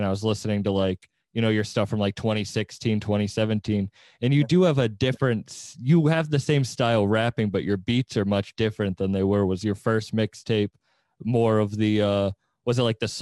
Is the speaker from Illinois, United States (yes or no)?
no; Massachusetts, United States; I'm from Mass.